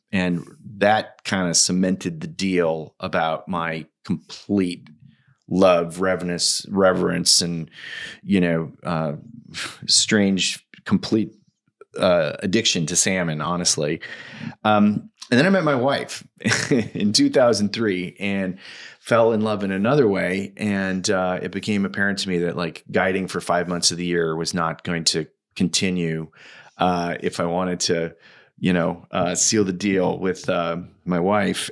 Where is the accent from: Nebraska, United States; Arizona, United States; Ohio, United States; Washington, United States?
Washington, United States; in my home state of Washington, where I currently live